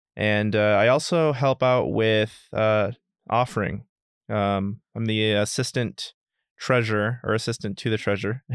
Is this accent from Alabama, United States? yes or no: no; Dallas, Texas, United States; now in Northern Virginia, United States; originally from Dallas, Texas